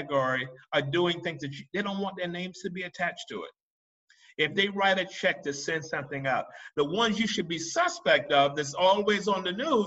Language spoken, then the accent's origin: English; Marion, South Carolina, United States; now in Dubai, United Arab Emirates; I grew up in Marion, South Carolina